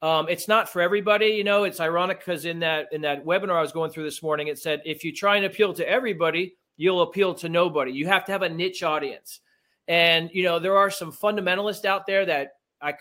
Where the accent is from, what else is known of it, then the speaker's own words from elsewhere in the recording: Miami, Florida, United States; I was raised in Miami